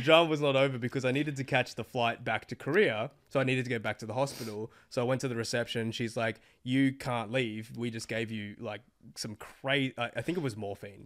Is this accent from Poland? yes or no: no; Australia; I'm this Australian Asian dude